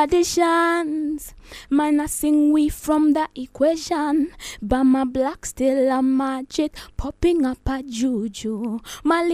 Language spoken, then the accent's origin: English; Nairobi, Kenya; first language Luo; English is a second language; where I grew up in Shorimoyo, block 134.